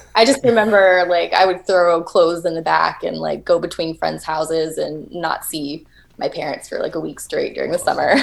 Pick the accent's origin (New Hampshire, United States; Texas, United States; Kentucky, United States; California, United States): Texas, United States; I'm from Texas, and everything is flat